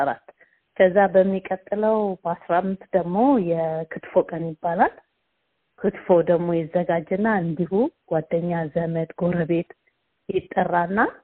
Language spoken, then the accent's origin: Amharic; Addis Ababa, Ethiopia; moved away as an adult; also born or lived in Sodo Gurage; now in Brisbane, Australia; እኔ የተወለድኩትም ያደግኩትም አዲስ አበባ ነው።